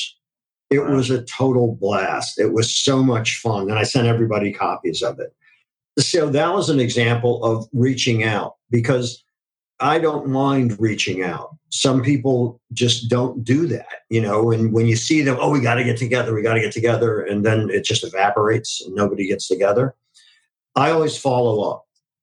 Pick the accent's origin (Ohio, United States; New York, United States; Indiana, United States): Ohio, United States; Akron; I grew up in Akron, Ohio